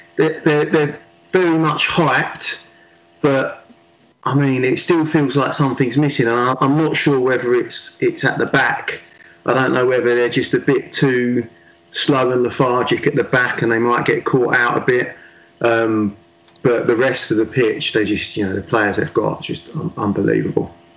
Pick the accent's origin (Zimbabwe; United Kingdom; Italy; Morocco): United Kingdom; England; it's really difficult being an Englishman